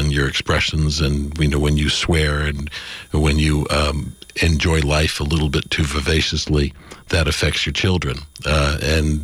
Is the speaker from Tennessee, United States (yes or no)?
no; Los Angeles, California, United States; We grew up in the San Fernando Valley in Los Angeles